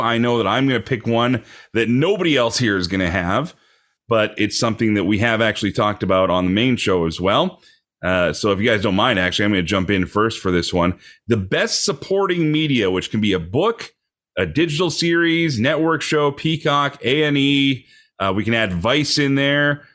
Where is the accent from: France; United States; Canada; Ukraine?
Canada; as a Canadian